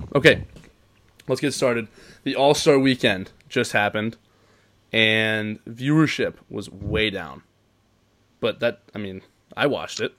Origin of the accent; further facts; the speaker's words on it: Cincinnati, Ohio, United States; We're both from Cincinnati. We're both from Cincinnati